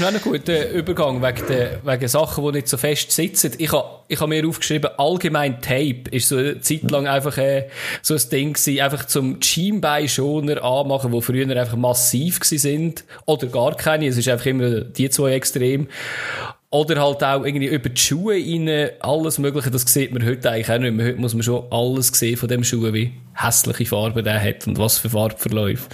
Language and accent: German; Switzerland; bei uns in der Schweiz